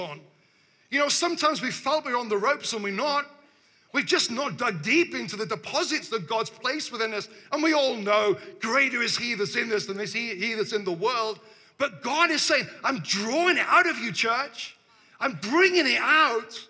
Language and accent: English; Devon, South West England, United Kingdom; we've traveled from the south, you know? We're from Devon